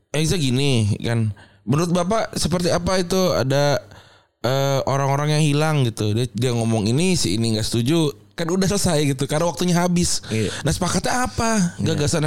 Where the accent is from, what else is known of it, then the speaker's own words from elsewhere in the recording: Semarang, Central Java, Indonesia; moved away; gue sudah tumbuh besar di Semarang